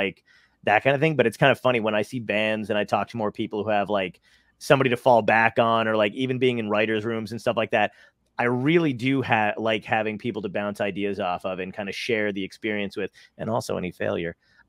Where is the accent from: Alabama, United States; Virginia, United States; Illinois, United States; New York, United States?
New York, United States; New York City; moved away; I lived in Brooklyn for a long time. I was born in Brooklyn or whatever.